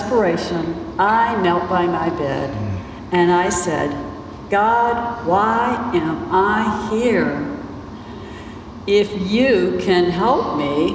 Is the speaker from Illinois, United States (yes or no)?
no; South Hill, Virginia, United States; Bill and I grew up in the Bible Belt in a very small town in South Hill, Virginia